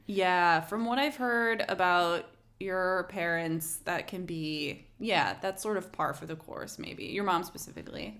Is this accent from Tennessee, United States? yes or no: no; Missouri, United States; now in Los Angeles, United States; I grew up in Missouri